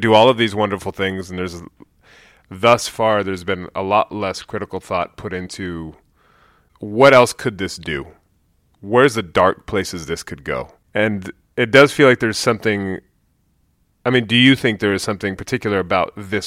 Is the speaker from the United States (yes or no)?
yes; Bay Area, California, United States; moved away as an adult; I'm actually from the Bay Area as well. I was gone for 15 years. I now live in Oakland.